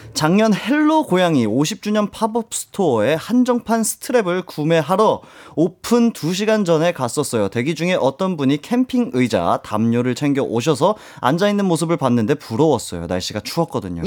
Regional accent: Jeju, South Korea; moved away; 제가 제주도에서 왔거든요

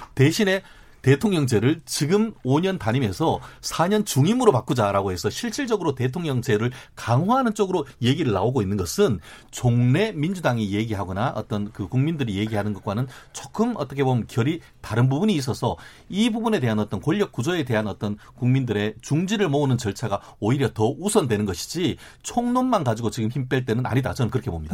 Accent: Daegu, South Korea; moved away; also born or lived in Gwangju; 저는 개인적으로 고향이 대구입니다만

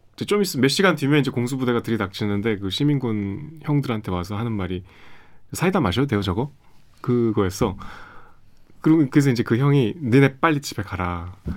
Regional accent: Seoul, South Korea; 제가 제가 서울 사람

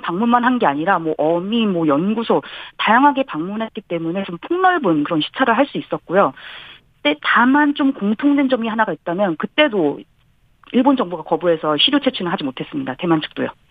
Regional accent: South Korea; now in Japan

